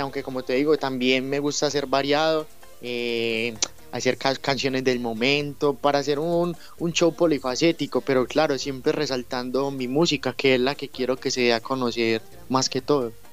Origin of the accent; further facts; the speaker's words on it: Medellín, Antioquia, Colombia; yo soy de Medellín, Colombia